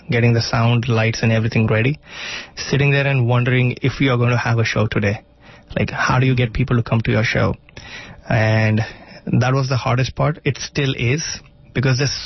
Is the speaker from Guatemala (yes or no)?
no; India; first language Marathi; English is a second language; moved away; Marathi, which is my native tongue